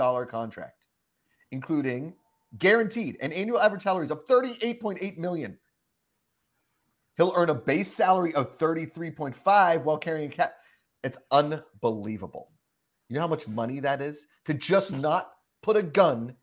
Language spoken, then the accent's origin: English; Pittsburgh, Pennsylvania, United States; I'm from Pittsburgh. We don't have an NBA team.